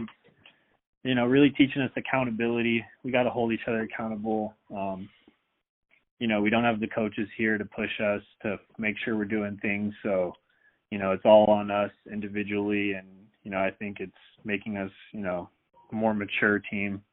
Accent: Seattle, Washington, United States; I'm from the Seattle area

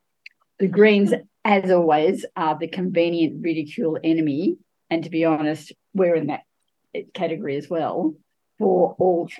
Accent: Geelong, Victoria, Australia; I'm from Geelong

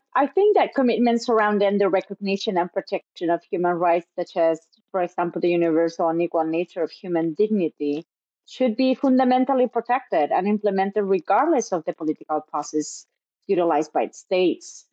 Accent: Chile; in Chile, in my home country

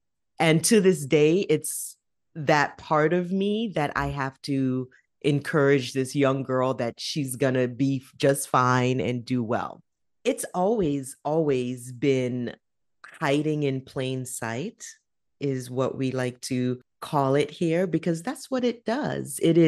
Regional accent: Jamaica; also born or lived in New York, United States; now in Canada; So I was born in the United States, in New York, by immigrant to the United States parents. My family is Jamaican. In my younger years, I then moved from the United States to Jamaica to live with my grandmother

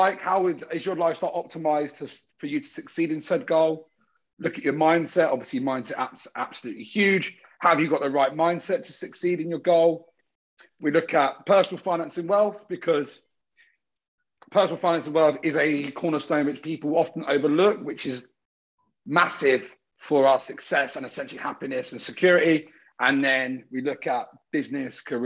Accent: Brighton, South East England, United Kingdom; moved away as an adult; now in Sydney, Australia; I'm from Brighton in the UK, which is down south.

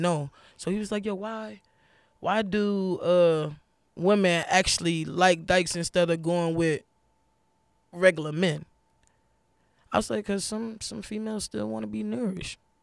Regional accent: New York, United States; also born or lived in Florida; I was actually born in Florida, but I was raised in New York

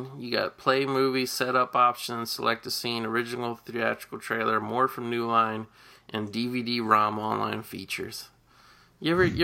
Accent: Cincinnati, Ohio, United States; I grew up in Cincinnati

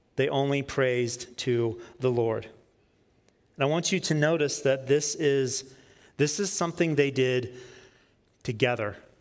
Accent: Peachtree City, Georgia, United States; I grew up in Peachtree City, Georgia, south of Atlanta

